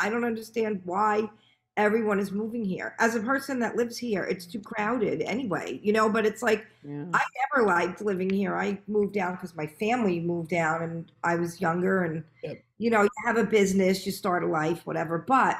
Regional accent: Long Island, New York, United States; accent: Long Island

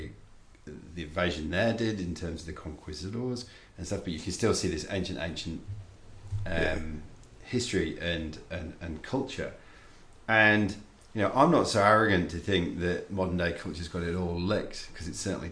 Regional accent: England, United Kingdom; moved away as an adult; now in Western Australia, Australia; a white fella from England.

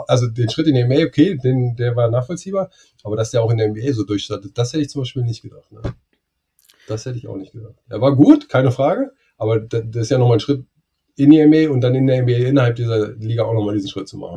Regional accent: Germany; ich als Deutscher

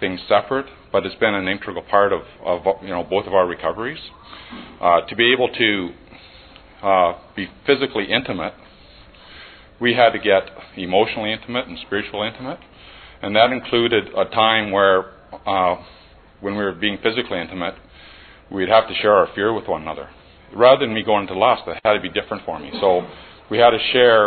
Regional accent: Barrie, Ontario, Canada; I'm from Barrie, Ontario

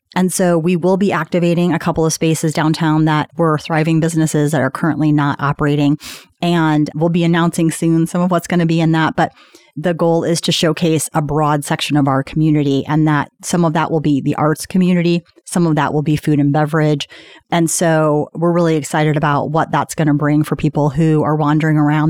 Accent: Indianapolis, Indiana, United States; moved away as an adult; also born or lived in Washington, D.C.; I'm from Indianapolis

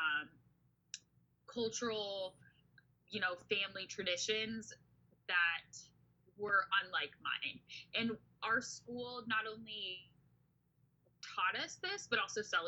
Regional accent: Hayward, California, United States; I was born and raised in Hayward, California, which is nestled nicely right in the East Bay of the San Francisco Bay Area

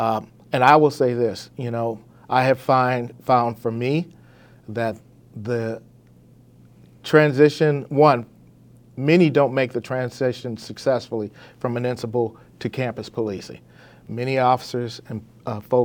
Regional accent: Los Angeles, California, United States; I grew up in South

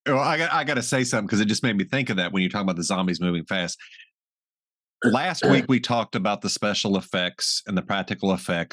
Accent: Southern Illinois, United States; my hometown theater in Southern Illinois

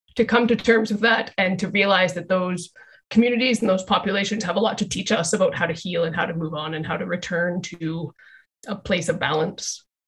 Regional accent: Calgary, Alberta, Canada; I'm from Calgary in Canada, uh, which is very close to the Rocky Mountains

